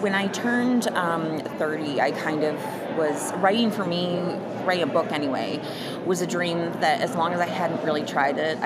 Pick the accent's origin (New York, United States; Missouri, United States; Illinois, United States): Illinois, United States; Palatine; I live in the Chicagoland area. It's a suburb of Chicago, Palatine. But I've lived there pretty much all my life.